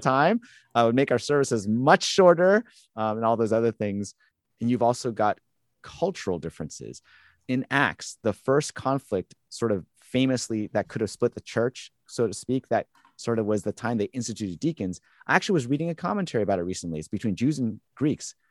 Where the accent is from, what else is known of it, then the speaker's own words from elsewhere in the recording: Southern California, United States; moved away as an adult; now in Boston, United States; growing up in Southern California